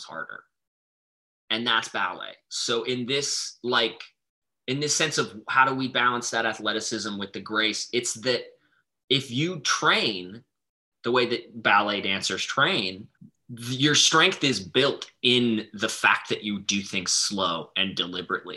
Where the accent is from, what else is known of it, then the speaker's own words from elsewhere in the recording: Montana, United States; now in Boston, United States; Where I grew up in Montana